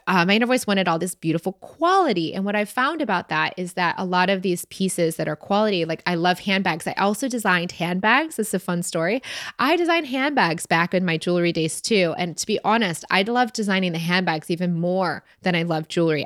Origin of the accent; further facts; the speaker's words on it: Michigan, United States; we're both from Michigan